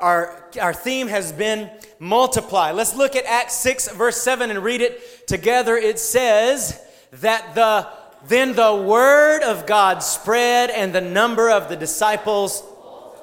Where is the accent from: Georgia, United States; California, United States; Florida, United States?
Georgia, United States; South; I grew up in South Georgia